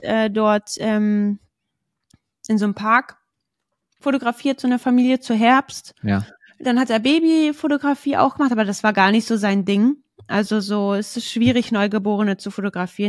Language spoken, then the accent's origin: German; Braunschweig, Lower Saxony, Germany; bei uns in Braunschweig